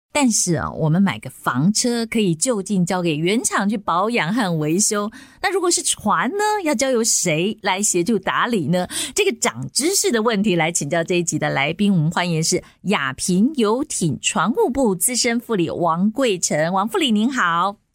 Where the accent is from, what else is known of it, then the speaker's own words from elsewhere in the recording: Taiwan; 我们台湾人